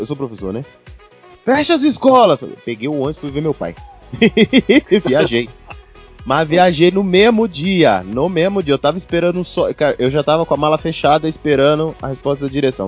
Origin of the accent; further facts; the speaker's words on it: Brazil; somos brasileiros